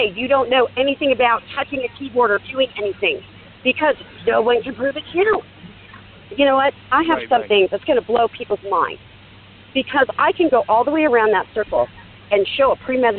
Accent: Seattle, Washington, United States; I'm from Seattle

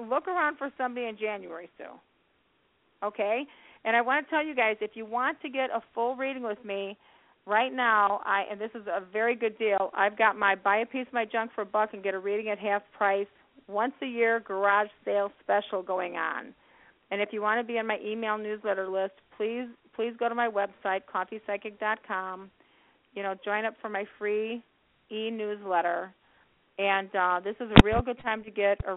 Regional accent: Chicago, Illinois, United States; I was born and raised in Chicago

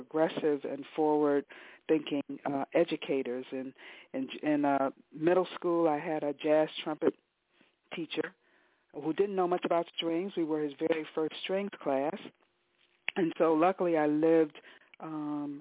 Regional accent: Detroit, Michigan, United States; I came to music as a child growing up in Detroit

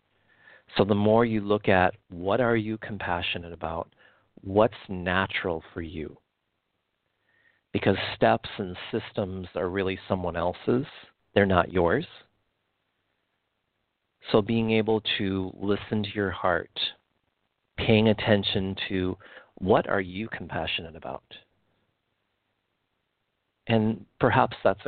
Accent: Midwest, United States; Where I grew up in the Midwest

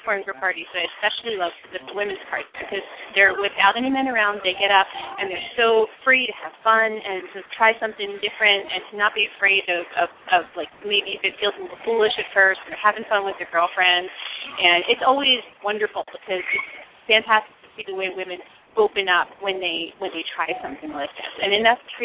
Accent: United States; I'm actually Sicilian. My family is Sicilian. I was born in the States, though

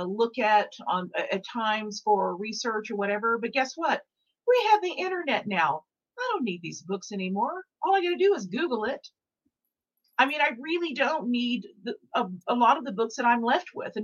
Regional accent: Dallas, Texas, United States; moved away; also born or lived in New York / Los Angeles / Mexico; I'm from Dallas. I lived in New York. I've lived in LA. I lived in Mexico for a moment

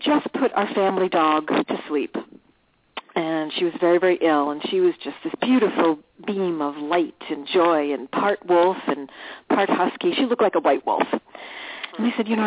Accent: New York, United States; also born or lived in Los Angeles / Scottsdale, Arizona; now in Arizona, United States; We're originally from New York

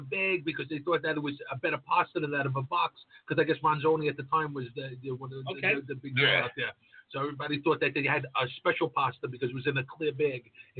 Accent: New York City, New York, United States; I grew up in Queens

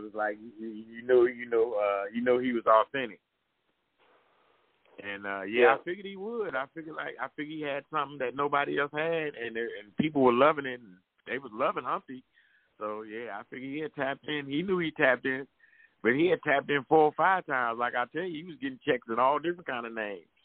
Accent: Washington, District of Columbia, United States; moved away; now I'm on stage with all my homeboys I grew up with from D.C.

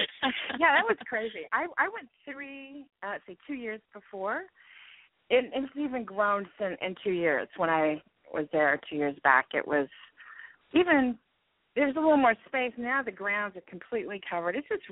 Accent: Springfield, Missouri, United States; moved away as an adult; now in Manhattan, United States; I was born and raised in Springfield, Missouri. All my family's still there.

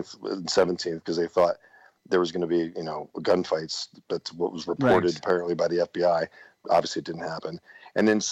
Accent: New Jersey, United States; I'm from South Jersey

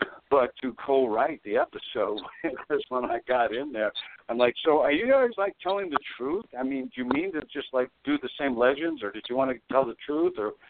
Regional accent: Ottawa, Illinois, United States; now in Nashville, United States; I was back home in my hometown of Ottawa, Illinois

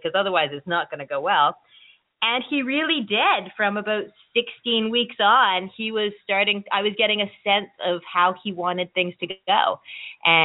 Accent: Nova Scotia, Canada; I am actually from Nova Scotia. We live out east, my family

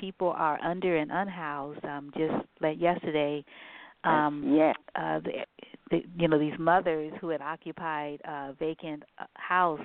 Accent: San Francisco, California, United States; also born or lived in New Orleans, Louisiana; I grew up in San Francisco

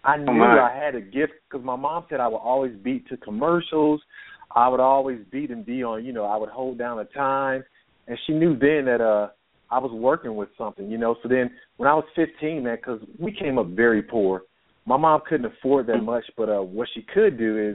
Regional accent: St. Louis, Missouri, United States; now in Nashville, United States; I was born and raised in St. Louis, Missouri

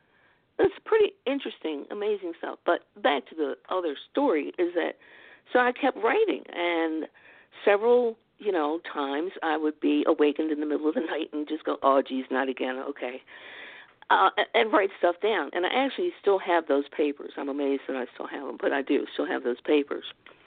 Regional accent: Baltimore, Maryland, United States

